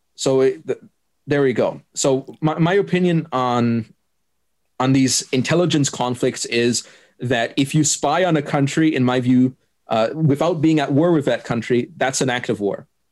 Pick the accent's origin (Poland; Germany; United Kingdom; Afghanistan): Germany; first language German; English is a second language; I'm from Germany.